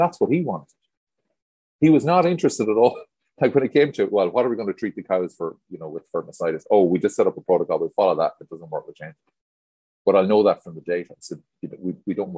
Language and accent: English; Ireland; I came from Ireland into veterinary environments and farming environments